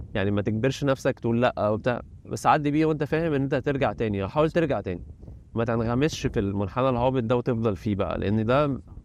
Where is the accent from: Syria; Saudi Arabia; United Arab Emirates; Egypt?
Egypt; moved away as an adult; now in China; عندنا في مصر